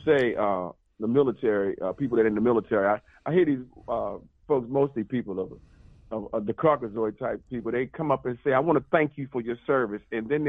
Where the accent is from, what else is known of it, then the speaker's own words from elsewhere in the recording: Baltimore, Maryland, United States; I'm from Baltimore, like you say.